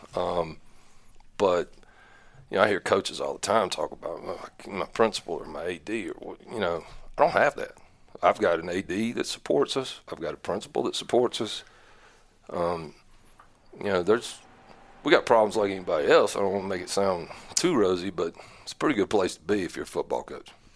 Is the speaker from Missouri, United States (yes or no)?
no; Newton, North Carolina, United States; also born or lived in Mooresville, North Carolina; I was born in Mooresville, North Carolina. I'm, I'm a late kid, I guess. Um, grew up Iredale County, Catawba County, Catawba Valley, went to Newton Conover High School